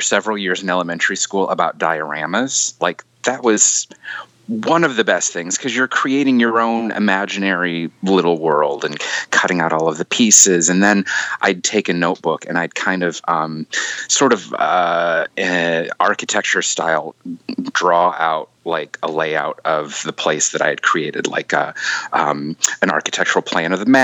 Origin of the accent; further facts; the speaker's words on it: Michigan, United States; I grew up in Michigan.